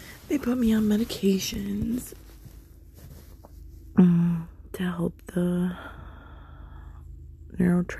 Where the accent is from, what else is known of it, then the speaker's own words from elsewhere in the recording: United States; I'm from America